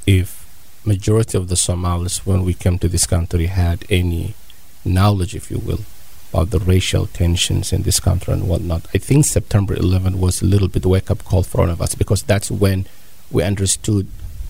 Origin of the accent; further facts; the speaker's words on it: California, United States; now in Columbus, United States; I came to Columbus 2015. I am from Bay Area, California.